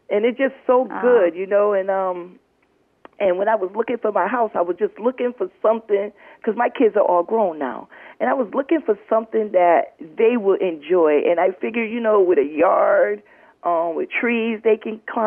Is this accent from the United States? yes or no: yes; Middletown, United States; right here where I was born and raised. And that was Middletown